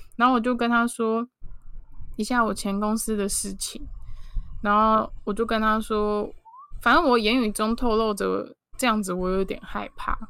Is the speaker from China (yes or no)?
no; Taipei, Taiwan; now in Kaohsiung, Taiwan; 我是在高雄住，虽然我是台北人，但是因为我陪我妈妈的关系，所以我有很长时间是住在高雄。然后因为我自己本身是学跟美，美术设计有关的工作